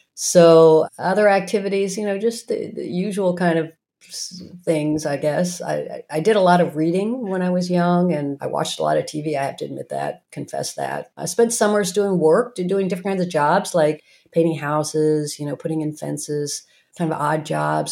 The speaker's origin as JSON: {"language": "English", "town": "Norman", "region": "Oklahoma", "country": "United States", "tie": "born or raised there", "also_born_or_lived": "Morristown, New Jersey", "moved": "yes", "said": "I grew up in Norman, Oklahoma"}